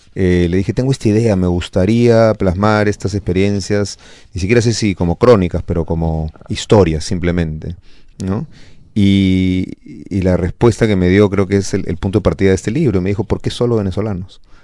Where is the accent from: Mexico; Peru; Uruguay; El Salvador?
Peru; así somos los peruanos